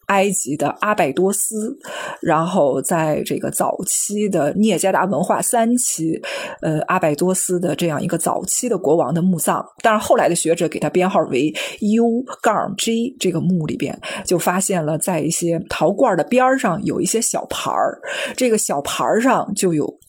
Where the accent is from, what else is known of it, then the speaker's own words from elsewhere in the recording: China; 我们中国人